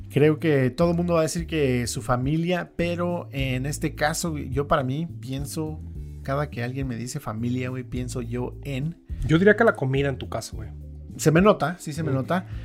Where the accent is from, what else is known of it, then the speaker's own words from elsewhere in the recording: Bakersfield, California, United States; born there; Este, no, mis papás son este de Oaxaca. Yo nací en, en Bakersfield. En Bakersfield.